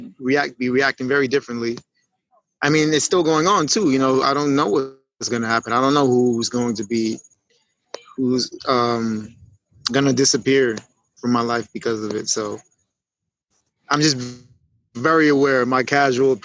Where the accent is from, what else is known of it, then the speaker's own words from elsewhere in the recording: New York City, New York, United States; I grew up in East New York, Brooklyn